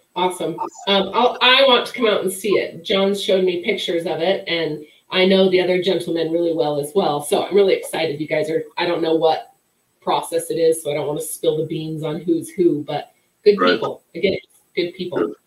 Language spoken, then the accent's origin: English; Wyoming, United States; I grew up in Wyoming